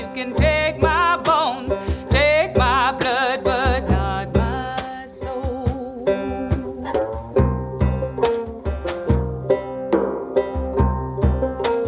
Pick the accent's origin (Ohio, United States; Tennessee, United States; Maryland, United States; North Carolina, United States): North Carolina, United States; Greensboro; now in Limerick, Ireland; I'm from Greensboro, North Carolina, but I currently live in Limerick, Ireland